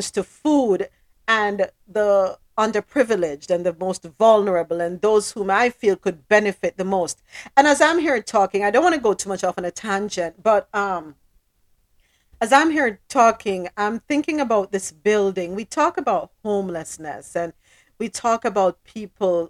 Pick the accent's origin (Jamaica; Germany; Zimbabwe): Jamaica; moved away; I'm from Jamaica